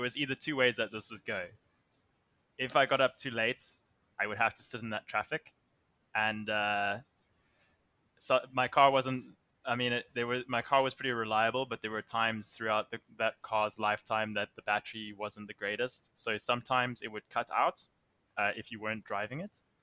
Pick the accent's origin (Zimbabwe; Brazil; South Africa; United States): South Africa; Somerset West, Western Cape; I come from Somerset West, which is about thirty minutes outside of Cape Town